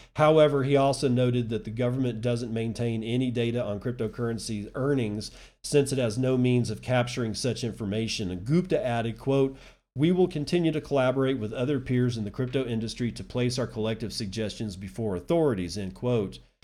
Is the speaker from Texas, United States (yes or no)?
yes; West Texas, United States; also born or lived in Permian Basin, Texas / Lubbock, Texas / High Plains, Texas; I'm from West Texas. I still live in, well, I live in the High Plains, but it's still considered West Texas, but I was actually born in, in the Permian Basin, which is about as West Texan as you get